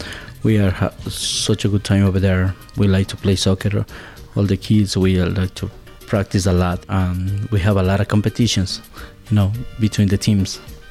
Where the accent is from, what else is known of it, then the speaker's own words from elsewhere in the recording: Azogues, Cañar, Ecuador; English is a second language; moved away as an adult; now in Pittsfield, United States; I am from Azogues, Ecuador. Right now, I live in Berkshire County. I live in PC, Massachusetts